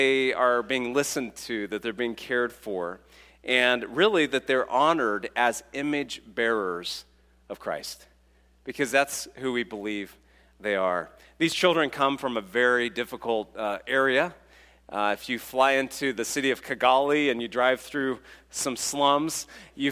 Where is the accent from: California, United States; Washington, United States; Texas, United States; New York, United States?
California, United States; I'm from California